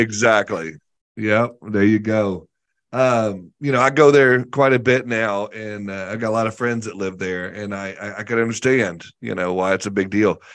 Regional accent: the South, United States; I grew up in the South where we fry everything.

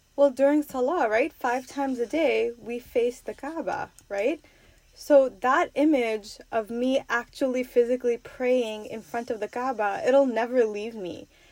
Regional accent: New York, United States; I'm from New York

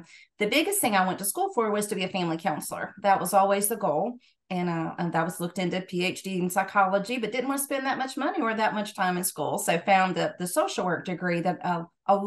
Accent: Georgia, United States; moved away as an adult; also born or lived in Knoxville, Tennessee; now in Tennessee, United States; I'm originally from Georgia, but moved to Tennessee in 2000.

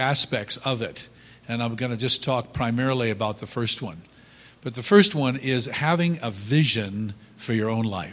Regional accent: United States; moved away; we grew up just outside of New York City

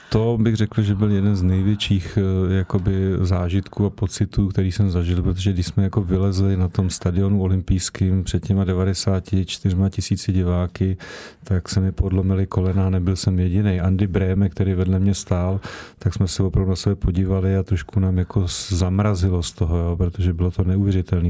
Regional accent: Prague, Czechia; jsem se narodil eh, kilometr od Slávě, od 6 let jsem tam jako odchovanec chodil, hrál jsem tam v podstatě do 37 let

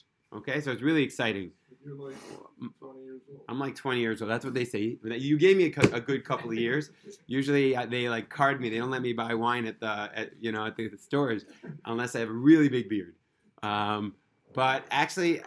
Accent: New York City, New York, United States; now in Israel; I was born in Brooklyn

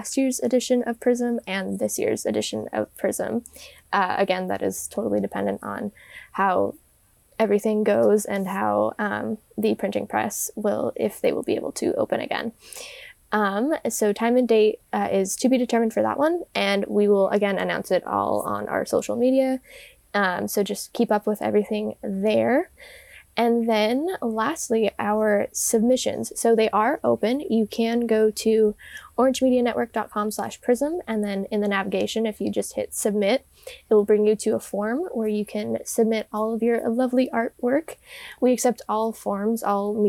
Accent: Medford, Oregon, United States; I'm from Southern Oregon, which is like Rogue Valley area, Medford area, basically.

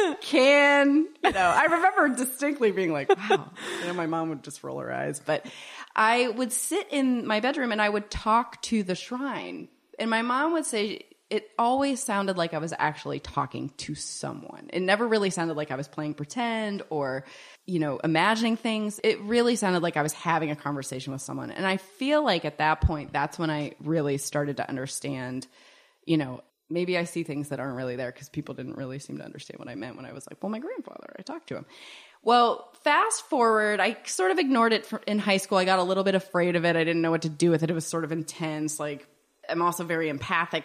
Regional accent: Pittsburgh, Pennsylvania, United States; moved away; also born or lived in Virginia / Ohio / Colorado; I grew up in Pittsburgh, so I grew up in Pittsburgh

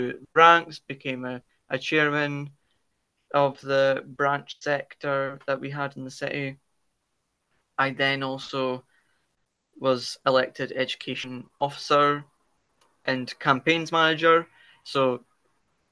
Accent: Dundee, Scotland, United Kingdom; I hail from, you know, the lovely green Scotland, north of England in the United Kingdom, Dundee specifically

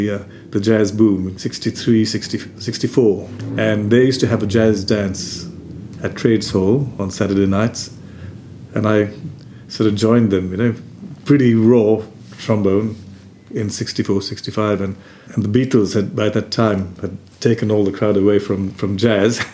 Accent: Colombo, Western Province, Sri Lanka; moved away; growing up in Colombo

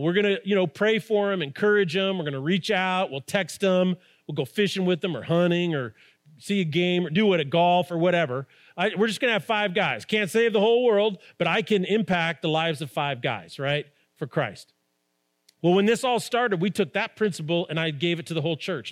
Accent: Albuquerque, New Mexico, United States; we grew up in Albuquerque

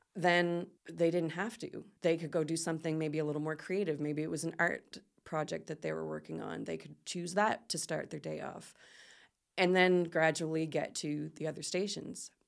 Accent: Port Maitland, Canada; moved away as an adult; also born or lived in South Korea / Philippines; I'm from I'm from uh, Port Maitland originally, mm-hmm. and so I moved back to my hometown

